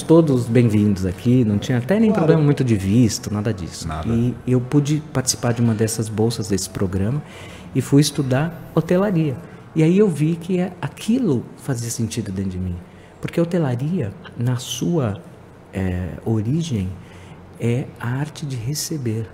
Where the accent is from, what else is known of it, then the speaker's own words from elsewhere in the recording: Brazil; moved away as an adult; now in Lisbon, Portugal; no Brasil, nos anos 70, quando eu era criança e estava na escola